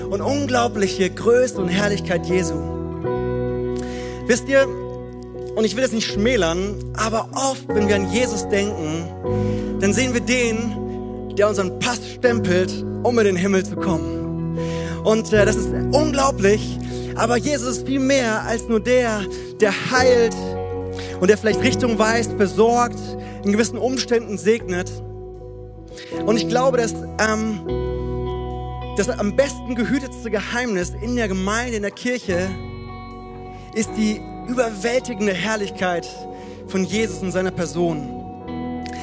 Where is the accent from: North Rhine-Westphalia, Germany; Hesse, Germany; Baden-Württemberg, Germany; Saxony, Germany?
Hesse, Germany; Frankfurt; moved away; also born or lived in Hannover; Für alle, die mich noch nicht kennen, ich komme ursprünglich aus Frankfurt und habe dann äh, vier Jahre in Hannover gelebt, dort meine wundervolle Frau geheiratet